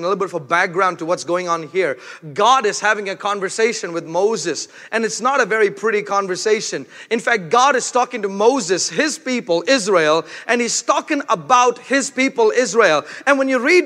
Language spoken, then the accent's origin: English; India; moved away; I'm from India